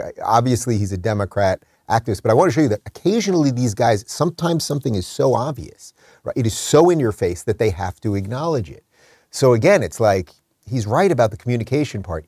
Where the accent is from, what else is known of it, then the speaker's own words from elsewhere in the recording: New York, United States; me as a New Yorker.